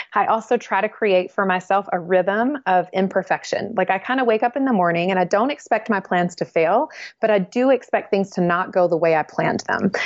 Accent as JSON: {"language": "English", "region": "the South", "country": "United States", "tie": "born or raised there", "said": "Well, I was raised in the South and I love the South where I was raised."}